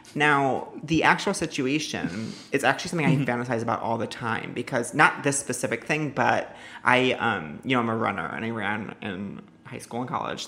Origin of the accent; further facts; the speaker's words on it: Northport, New York, United States; I'm Suffolk. I grew up in Suffolk